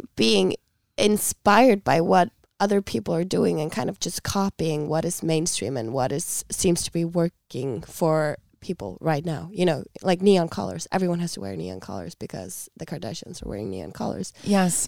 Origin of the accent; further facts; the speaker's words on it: Iceland; we are a small nation